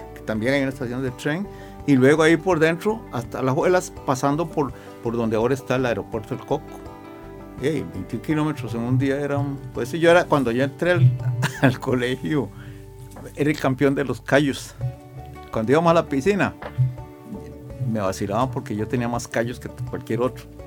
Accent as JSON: {"language": "Spanish", "region": "Alajuela", "country": "Costa Rica", "tie": "born or raised there", "said": "Yo nací en, en el barrio del Carmen de Alajuela."}